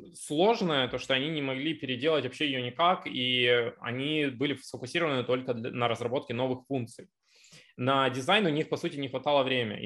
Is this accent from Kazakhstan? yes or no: no; Zaporizhzhia, Zaporizhzhia Oblast, Ukraine; moved away as an adult; now in Israel; я сам из Запорожья